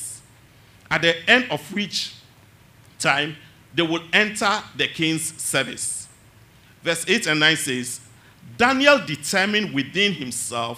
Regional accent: Tema, Greater Accra, Ghana; Growing up in Tema

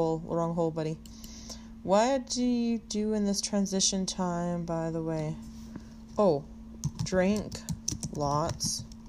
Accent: Western Canada, Canada; I just said I was from West Canada, the west side of Canada.

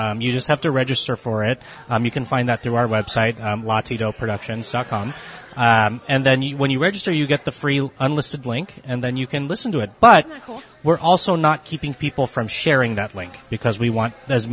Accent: Pittsburgh, Pennsylvania, United States; growing up in Pittsburgh

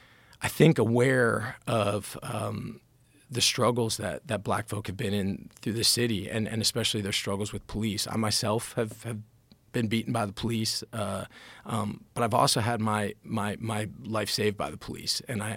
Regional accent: Washington, District of Columbia, United States; I'm very grateful for kind of how I grew up and where I grew up. I grew up in Washington.

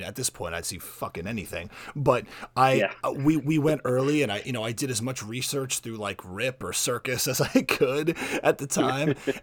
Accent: South Florida, United States; I grew up in South Florida

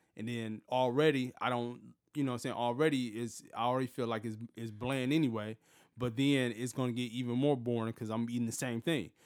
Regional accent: Detroit, Michigan, United States; moved away as an adult; now in Los Angeles, United States; I'm from Detroit, been here for such and such time

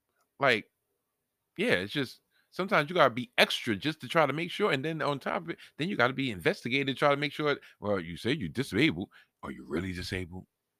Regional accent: New York, United States; I was born and raised in New York. I didn't come from another country.

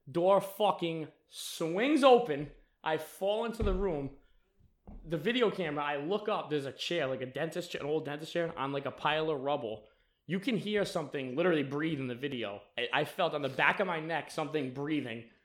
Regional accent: Hope Valley, Rhode Island, United States; I'm from Hope Valley.

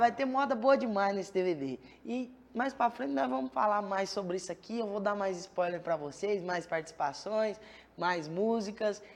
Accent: Goiânia, Goiás, Brazil; Eu nasci em Goiânia mesmo.

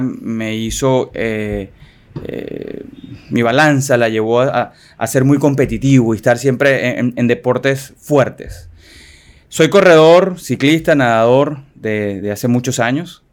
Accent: Venezuela; moved away as an adult; now in Dominican Republic; soy venezolano, dominicano, ya eh, nacionalizado dominicano orgullosamente

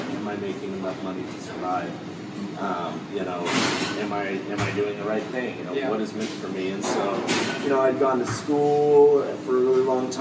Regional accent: Redding, California, United States; moved away as an adult; I'd moved away from my hometown, which is Redding, California, far up north, and I moved down here

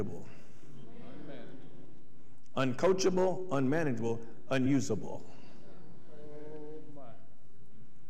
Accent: Athens, Tennessee, United States; the town I grew up in, Athens

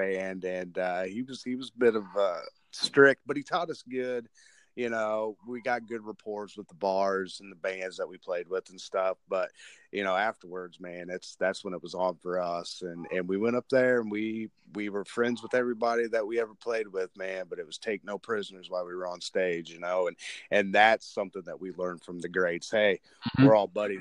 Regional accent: Illinois, United States; now in Tennessee, United States; I'm from Illinois, I live in Tennessee

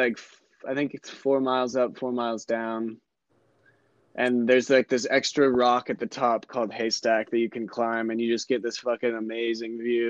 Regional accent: Seattle, Washington, United States; also born or lived in Pueblo, Colorado; born right across the pond, just a lake from Seattle, but. Okay. I have grown up in Seattle pretty much my entire life

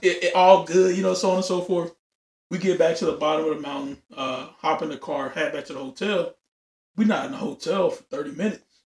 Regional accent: Louisiana, United States; now in Texas, United States; I'm from Louisiana

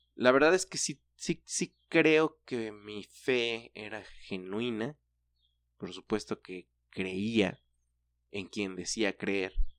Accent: Mexico; nuestra cultura como mexicanos

